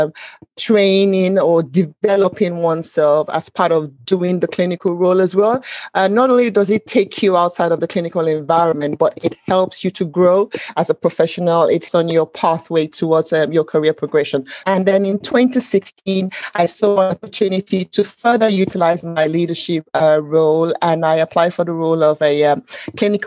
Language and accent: English; Nigeria; moved away as an adult; now in United Kingdom; growing up in Nigeria